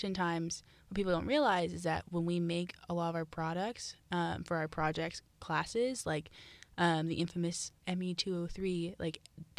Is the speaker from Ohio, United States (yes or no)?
yes; Columbus, Ohio, United States; moved away as an adult; I am born and raised from Columbus, Ohio.